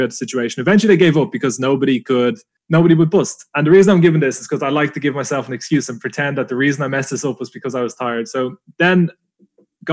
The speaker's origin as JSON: {"language": "English", "town": "Dublin", "region": "Leinster", "country": "Ireland", "tie": "born or raised there", "said": "being an Irish lad, Dublin born, it was on my home turf"}